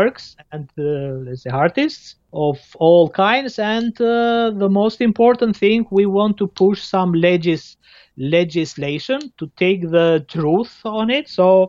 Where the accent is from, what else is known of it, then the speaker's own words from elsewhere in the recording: Albania; now in Belgium; I'm from Albania?